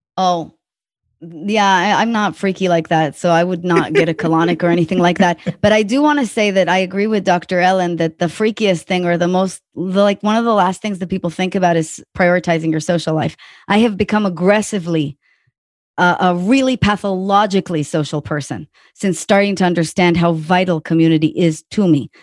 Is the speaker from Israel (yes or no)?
yes; Israel; also born or lived in Tel Aviv / New York; now in Austin, United States; I'm from Israel